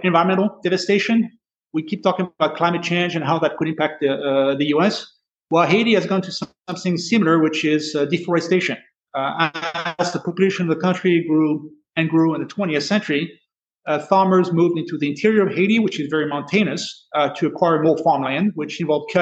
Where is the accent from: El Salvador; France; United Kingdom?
France; moved away; my home country of France